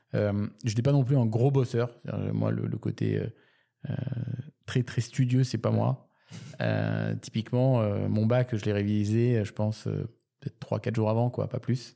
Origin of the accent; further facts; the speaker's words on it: Toulouse, Occitania, France; moved away; also born or lived in Canada / Paris; je suis né à Toulouse et j'ai vécu également au Canada pour ensuite revenir à Paris